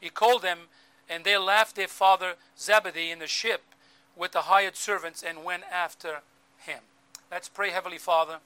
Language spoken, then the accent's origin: English; Azores Islands, Portugal; moved away; growing up in the Azores Islands